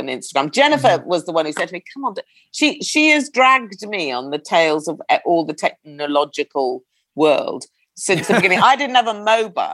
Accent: United Kingdom; we're British

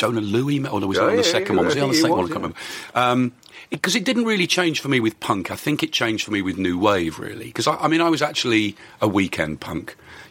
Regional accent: Birmingham, West Midlands, United Kingdom; from Moseley, which is where I was from

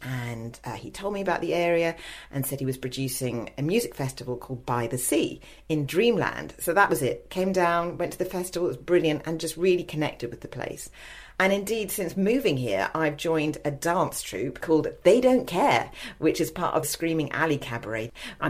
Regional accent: London, United Kingdom; moved away as an adult; also born or lived in Los Angeles; now in Ramsgate, United Kingdom; in Ramsgate, where I live. It's not an area I was familiar with at all, but when I moved back from Los Angeles a few years ago to my hometown of London

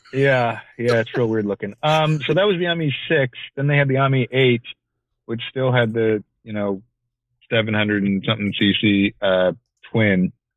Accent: Chicago, Illinois, United States; now in Los Angeles, United States; I grew up in Chicago, so um, you know, same same sort of Midwestern vibe

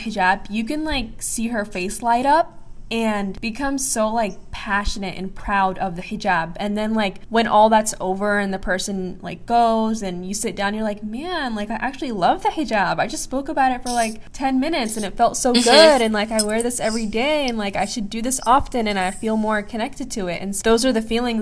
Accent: Palestine; now in United States; I'm from Palestine.

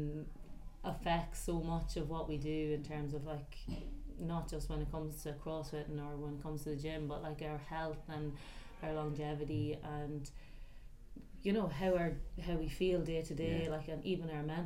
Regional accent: County Louth, Leinster, Ireland; I am from County Louth

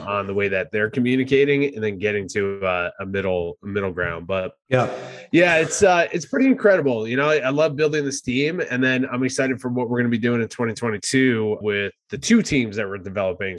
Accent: New Jersey, United States; moved away as an adult; now in San Diego, United States; I start talking like I'm from New Jersey, uh, as I am.

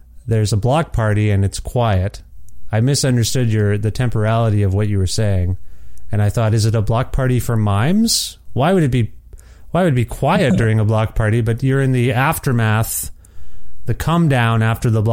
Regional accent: Ontario, Canada; moved away as an adult; now in Edmonton, Canada; I'm originally from Ontario

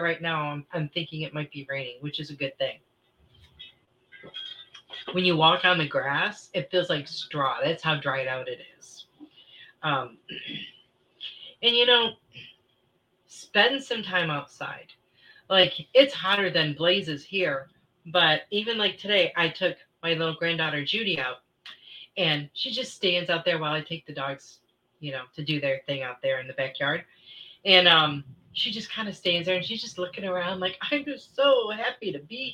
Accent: Michigan, United States; moved away; I grew up in Michigan

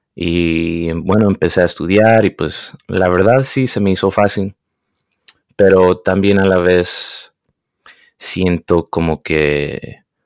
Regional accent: United States; me crié aquí en Estados Unidos, hablaba español en la casa e inglés en las calles

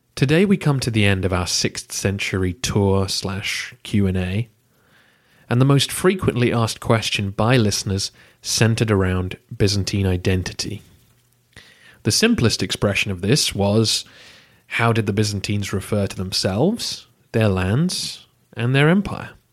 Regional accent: England, United Kingdom; Am I any less English than Oliver Cromwell or Charles

